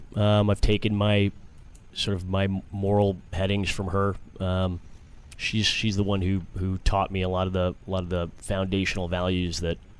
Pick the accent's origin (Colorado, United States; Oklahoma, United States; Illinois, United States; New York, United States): New York, United States; New York City; now in Washington, D.C., United States; I'm from New York City.